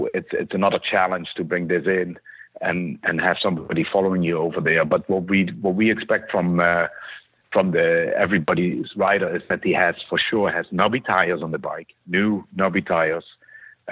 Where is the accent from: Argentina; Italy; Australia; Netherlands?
Netherlands; moved away as an adult; now in Renton, United States; I'm originated from the Netherlands, Europe. Came over to the U.S. in 99 for a brief job